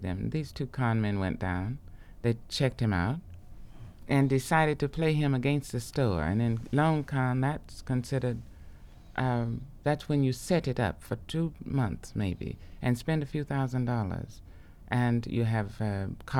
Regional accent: Arkansas, United States; moved away; I was from Arkansas

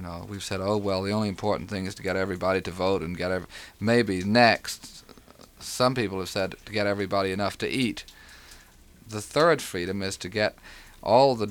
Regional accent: United States; moved away as an adult; my own native heath, which is somewhere in between Memphis, Tennessee, and Austin, Texas

